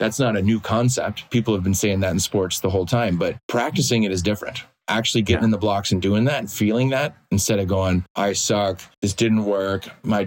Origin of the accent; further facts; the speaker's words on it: Green Bay, Wisconsin, United States; moved away; also born or lived in England; growing up in Green Bay.